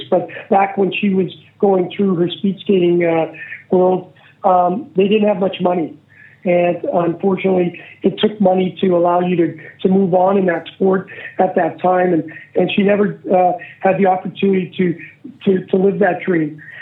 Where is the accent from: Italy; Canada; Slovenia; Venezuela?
Canada; Well, you know, as uh, all young aspiring Canadians who uh, get a stick and a ball